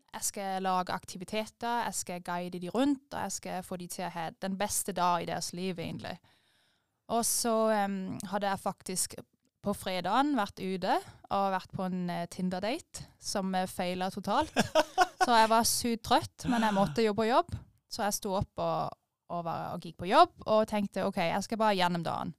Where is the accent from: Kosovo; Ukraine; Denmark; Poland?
Denmark; moved away as an adult; now in Øvrebø, Norway; jeg er født og oppvokst i Danmark, på landet, i en liten by under 1000 innbyggere.